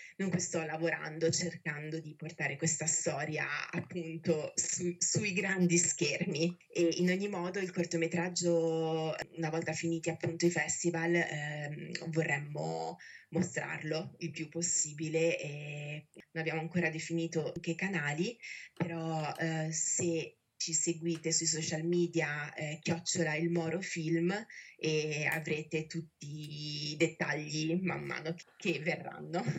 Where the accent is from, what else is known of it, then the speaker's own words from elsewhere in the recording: Italy; Io ho passato tutta la mia vita a dover giustificare l'essere italiana